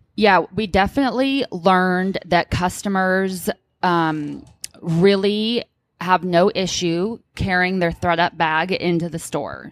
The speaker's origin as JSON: {"language": "English", "area": "Orange County", "region": "California", "country": "United States", "tie": "born or raised there", "moved": "yes", "lives_now": "Bay Area, United States", "said": "I'm born and raised in Orange County originally"}